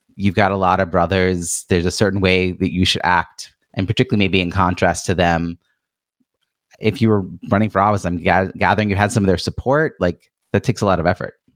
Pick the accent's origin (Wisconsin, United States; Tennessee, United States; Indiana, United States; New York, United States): New York, United States; Long Island; I was born and raised in Long Island